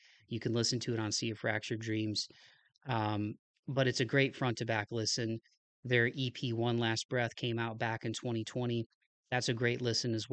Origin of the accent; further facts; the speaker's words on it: Toledo, Ohio, United States; my home state of Ohio as a Toledo native and an Ohio native